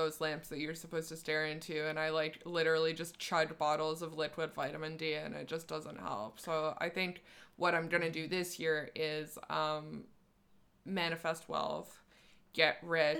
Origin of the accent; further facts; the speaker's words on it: Canada; I'm Canadian.